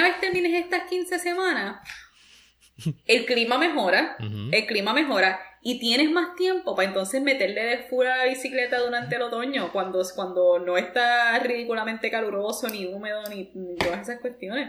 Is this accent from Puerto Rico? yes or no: yes; Puerto Rico; moved away as an adult; now in New York, United States; yo puedo hablar como una puertorriqueña que vivió los primeros 26 años de su vida en Puerto Rico y que luego se mudó a los Estados Unidos.